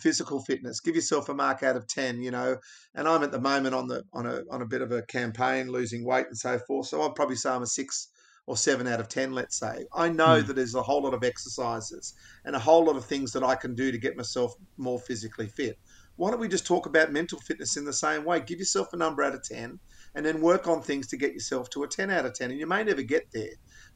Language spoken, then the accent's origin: English; Australia; I love being an Australian male.